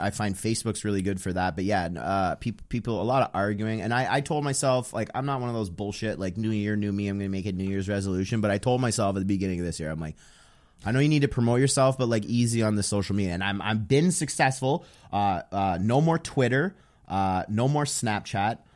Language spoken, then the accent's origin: English; Ottawa, Ontario, Canada; also born or lived in Toronto; I'm from Ottawa.